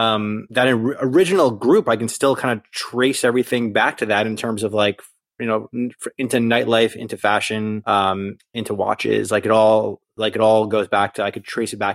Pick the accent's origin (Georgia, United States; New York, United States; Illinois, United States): New York, United States; Nyack; moved away as an adult; now in Manhattan, United States; So I'm from Nyack, New York, which is in Rockland County, which is not Long Island, and we don't call it upstate, but it's the southernmost county west of the Hudson in New York.